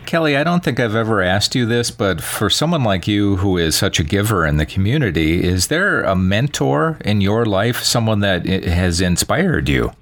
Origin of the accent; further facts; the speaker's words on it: Wisconsin, United States; now in Las Vegas, United States; I'm from Wisconsin originally